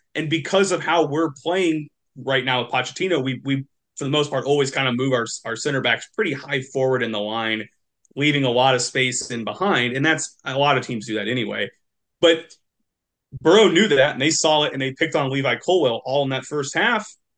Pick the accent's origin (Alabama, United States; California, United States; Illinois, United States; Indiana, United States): Indiana, United States; Indianapolis; Indy eleven, um, which is my hometown local team